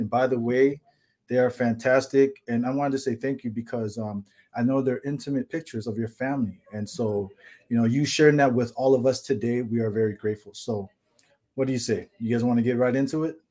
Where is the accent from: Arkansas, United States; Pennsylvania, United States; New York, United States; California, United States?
California, United States; now in Hawaii, United States; I grew up in California